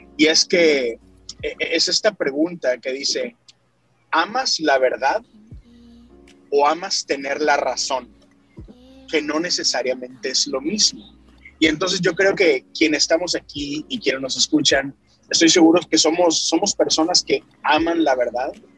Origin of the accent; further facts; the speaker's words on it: Monterrey, Nuevo León, Mexico; now in Houston, United States; Soy originario de Monterrey, Nuevo León, México, pero tengo ya, exacto, pero tengo ya 10 años aquí en Houston, Texas.